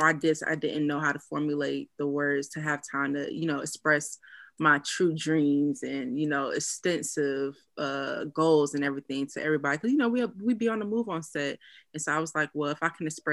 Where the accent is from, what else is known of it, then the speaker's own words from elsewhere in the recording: Tallahassee, Florida, United States; now in Los Angeles, United States; I'm from Tallahassee, Florida.